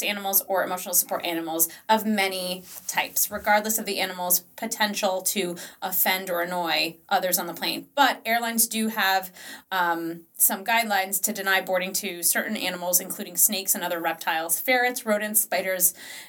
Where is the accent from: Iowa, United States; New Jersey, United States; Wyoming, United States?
New Jersey, United States; I'm from New Jersey. So, proud of New Jersey